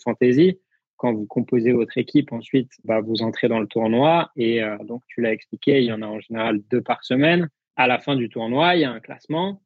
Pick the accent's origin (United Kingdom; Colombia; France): France; en tant que Français